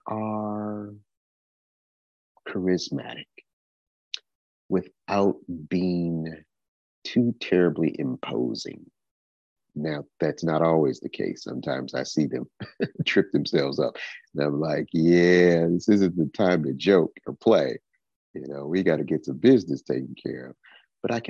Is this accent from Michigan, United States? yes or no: yes; Detroit, Michigan, United States; also born or lived in Houston, Texas; now in Tennessee, United States; I am originally from Detroit, Michigan, although I have been living in Tennessee for about the past 6 years